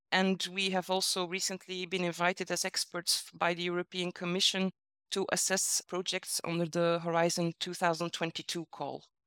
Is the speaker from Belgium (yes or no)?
yes; Belgium; now in Brussels, Belgium; I come from Belgium